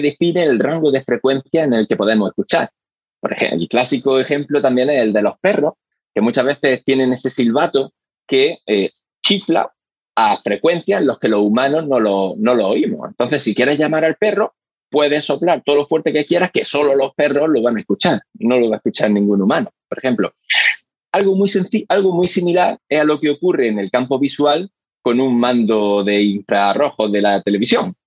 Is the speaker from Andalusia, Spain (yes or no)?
yes; Granada, Andalusia, Spain; moved away as an adult; now in Australia; volver a mi ciudad natal, a Granada